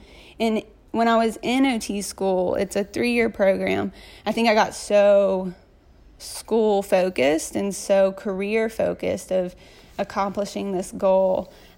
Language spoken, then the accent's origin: English; Jackson, Mississippi, United States; So I'm from Jackson, born and raised here. I have two wonderful parents, Scott and Teresa, who raise my two older brothers and I Catholic.